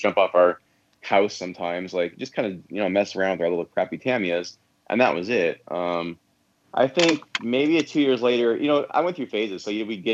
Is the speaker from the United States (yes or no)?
yes; San Diego, California, United States; I'm from San Diego, so there was lots of like BMX tracks and like dirt jumps in the back kind of canyon areas